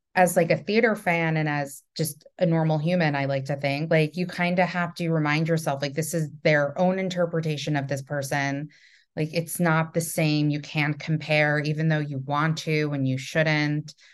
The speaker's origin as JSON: {"language": "English", "region": "New York", "country": "United States", "said": "also from New York"}